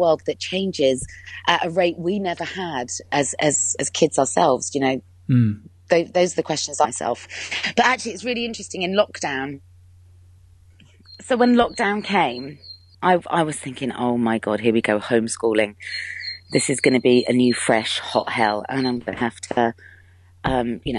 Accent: Cheltenham, South West England, United Kingdom; moved away as an adult; now in London, United Kingdom; I would have to move back home. And I'm from Cheltenham in Gloucestershire

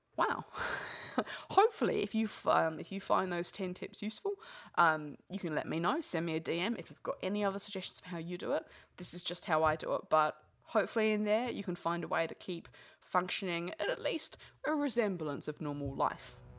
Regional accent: England, United Kingdom; moved away; originally I'm English

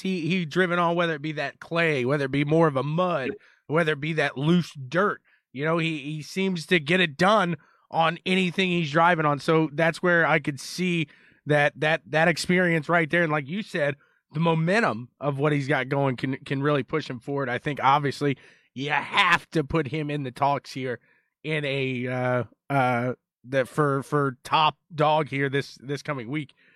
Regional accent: Indianapolis, Indiana, United States; Indianapolis, my hometown

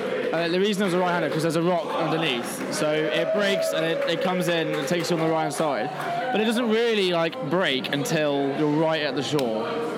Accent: England, United Kingdom; I'm from England.

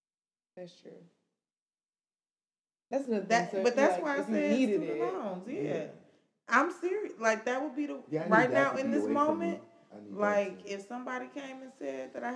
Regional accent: Cleveland, Ohio, United States; now in Nashville, United States; I'm from Cleveland.

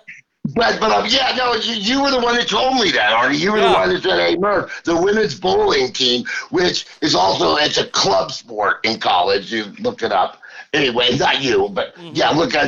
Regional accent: Texas, United States; moved away; also born or lived in Nebraska; growing up in Texas

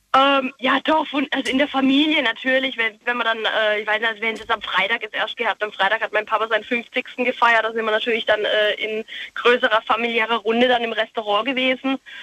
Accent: Pforzheim, Baden-Württemberg, Germany; Ich komme aus Pforzheim

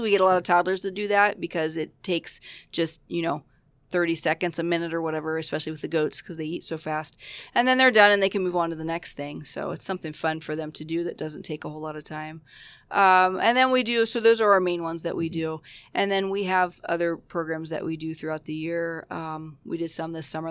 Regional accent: Roseville, Ohio, United States; moved away as an adult; now in Aurora, United States; I grew up in Ohio. I grew up in a little town called Roseville. It's in southeast Ohio

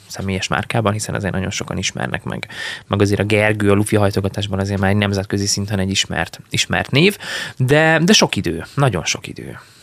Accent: Szarvas, Békés, Hungary; also born or lived in Szeged; szarvasan nőttem fel, onnan indultunk el így akkor a suliba

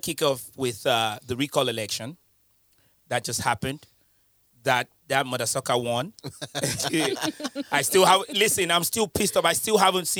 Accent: United Kingdom; Listen, I'm British.

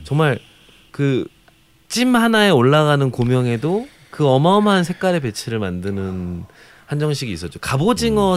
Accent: Jeonju, North Jeolla, South Korea; 제가 고향이 전주지만

